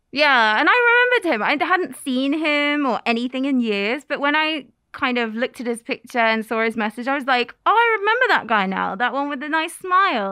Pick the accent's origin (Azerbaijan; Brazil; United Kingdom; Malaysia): United Kingdom; England; moved away as an adult; now in Kagoshima, Japan; I am from England